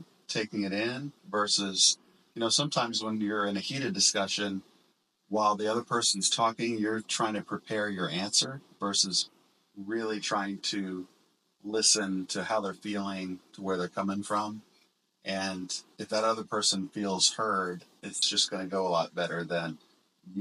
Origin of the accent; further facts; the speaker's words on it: small town outside of Orlando, Florida, United States; also born or lived in Hollywood, Florida; our small town that we grew up in outside of Orlando